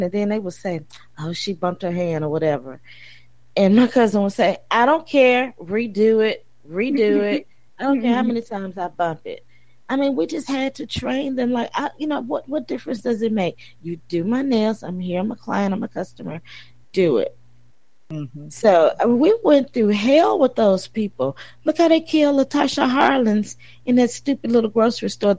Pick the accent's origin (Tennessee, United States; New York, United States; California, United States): Tennessee, United States; Tennessee, my home state